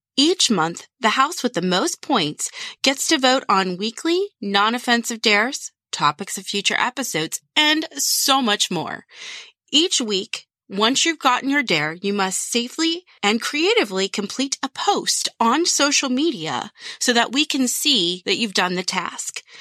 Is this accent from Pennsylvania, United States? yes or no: yes; Pittsburgh, Pennsylvania, United States; we're from Pittsburgh